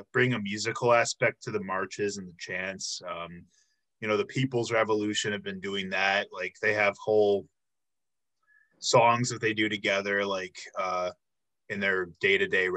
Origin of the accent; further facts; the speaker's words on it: Illinois, United States; moved away; I'm from Illinois originally as well